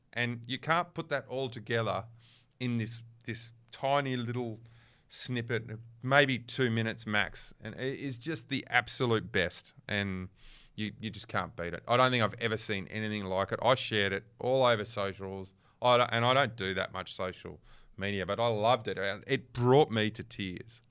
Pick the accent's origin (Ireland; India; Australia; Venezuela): Australia; Western Australia; I'm from West, I'm West Australian